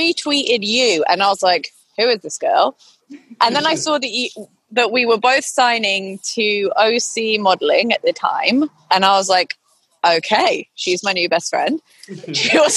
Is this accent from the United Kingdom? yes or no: yes; United Kingdom; I'm British.